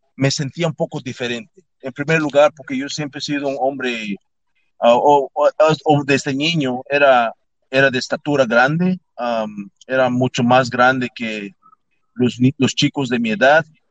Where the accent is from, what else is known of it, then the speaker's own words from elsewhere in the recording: Yucatán, Mexico; moved away; also born or lived in Tampa, Florida; Yo nací en el estado de Yucatán, nací en Mérida, yo crecí en, una, en un pueblito fuera de Mérida, de Yucatán, que se llama Tecash